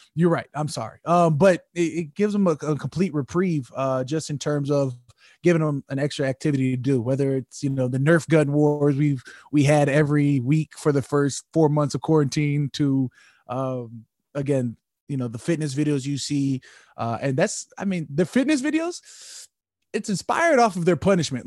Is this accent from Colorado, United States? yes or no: no; Arizona, United States; also born or lived in Minnesota; now in United Kingdom; I'm from Arizona. Like, I was born in Minnesota, but I'm from Arizona.